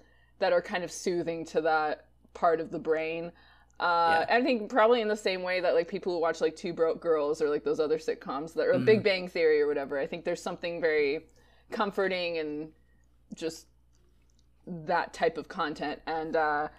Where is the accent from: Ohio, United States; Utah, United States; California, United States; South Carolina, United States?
California, United States; Rancho Cucamonga; now in Los Angeles, United States; I'm from Rancho Cucamonga, which is about an hour and a half from